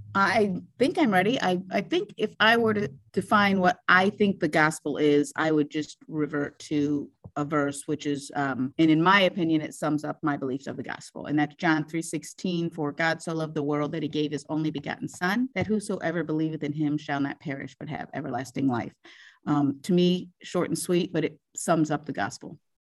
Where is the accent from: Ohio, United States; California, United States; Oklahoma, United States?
Ohio, United States; Brimfield; also born or lived in Columbus, Ohio; we moved to Brimfield, Ohio, where I was raised in that area for the rest of my life